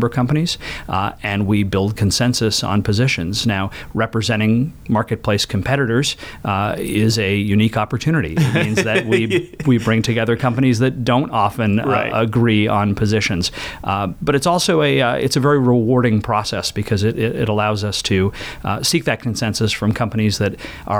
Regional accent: Maine, United States; moved away as an adult; now in Washington, D.C., United States; I grew up in Maine, and I'm a lawyer by training

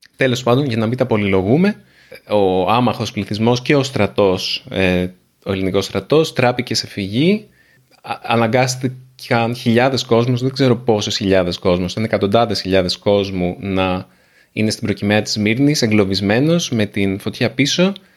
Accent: Nea Smyrni, Attica, Greece; και η γιαγιά και η μαμά και εγώ μεγαλώσαμε στη Νέα Σμύρνη

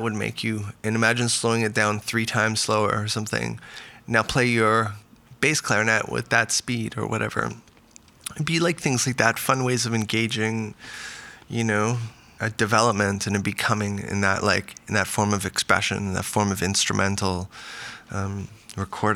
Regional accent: Vancouver, British Columbia, Canada; now in Los Angeles, United States; I grew up in Vancouver

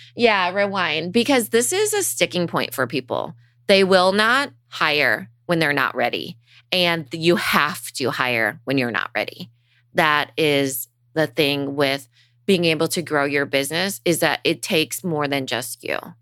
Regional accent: Storm Lake, Iowa, United States; I grew up in Storm Lake, Iowa. It's a town of ten thousand people

